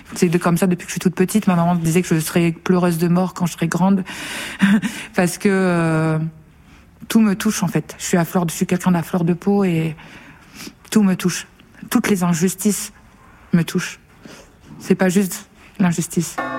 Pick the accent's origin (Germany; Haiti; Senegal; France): France; Nord, Hauts-de-France; je viens du Nord